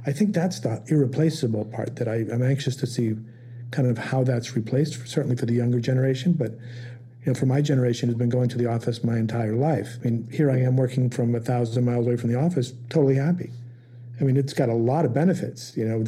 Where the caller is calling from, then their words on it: St. Augustine, Florida, United States; I'm in St. Augustine, Florida.